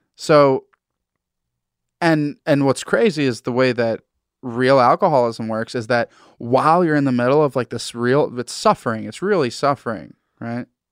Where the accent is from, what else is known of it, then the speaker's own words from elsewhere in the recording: Massachusetts, United States; I'm from Massachusetts, New England